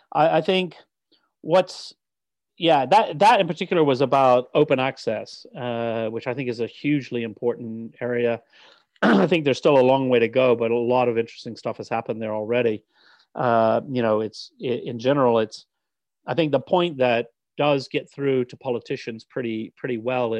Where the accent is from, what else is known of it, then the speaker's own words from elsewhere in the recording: United States; accent: American; now in United Kingdom; As a British citizen with an American accent